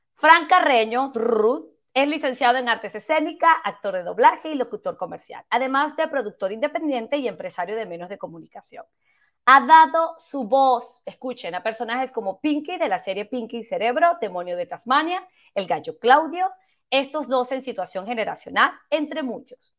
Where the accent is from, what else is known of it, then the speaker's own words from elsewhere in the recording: Venezuela; yo también soy de Venezuela